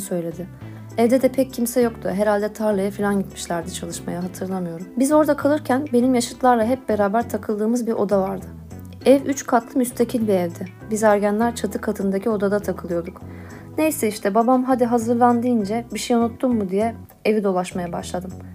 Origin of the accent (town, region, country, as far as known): Istanbul, Turkey; born or raised there